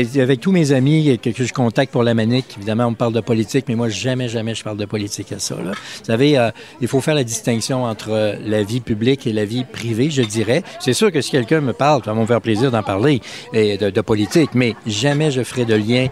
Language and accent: French; Quebec, Canada; j'adore mon coin de pays